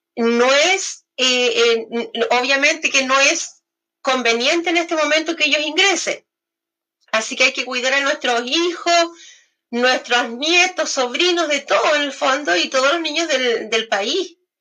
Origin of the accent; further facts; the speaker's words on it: Temuco, Araucanía, Chile; soy de Temuco